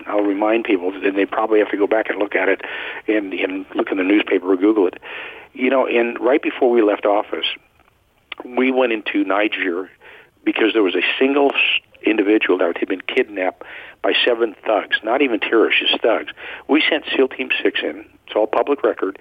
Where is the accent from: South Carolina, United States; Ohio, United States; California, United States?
California, United States; I'm a Californian